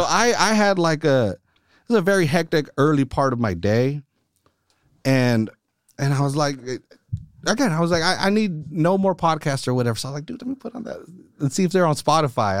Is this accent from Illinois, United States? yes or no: no; Salinas, California, United States; born and raised here in Salinas. I'm, like, freaking towny